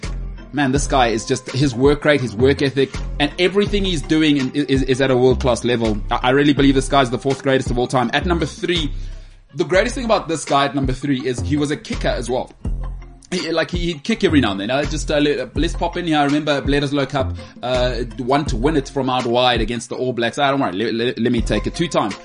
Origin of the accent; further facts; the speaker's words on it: South Africa; also born or lived in Johannesburg; as a South African